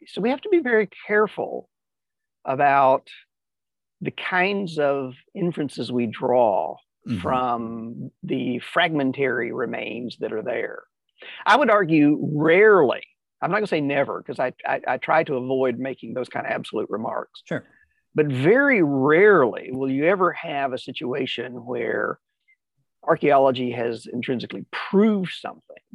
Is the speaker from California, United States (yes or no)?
yes; California, United States; also born or lived in Tennessee; I was born in Tennessee and eventually we moved to California.